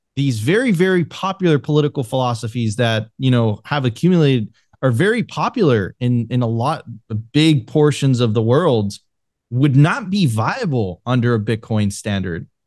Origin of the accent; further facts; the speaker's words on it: Venezuela; moved away; I'm originally from Venezuela